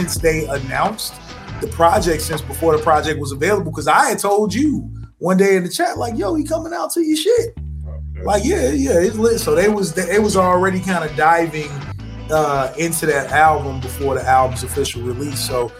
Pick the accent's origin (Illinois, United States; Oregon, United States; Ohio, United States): Illinois, United States; Chicago; look at my hometown.